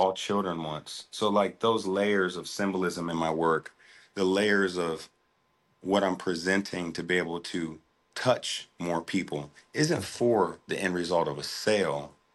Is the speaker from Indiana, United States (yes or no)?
no; Des Moines, Iowa, United States; I'm from, born and raised in Des Moines, Iowa.